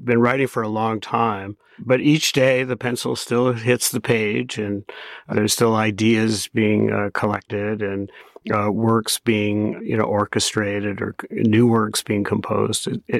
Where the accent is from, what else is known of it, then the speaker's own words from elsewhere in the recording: Toronto, Ontario, Canada; I had a great parents and a great childhood, actually, growing up in Toronto.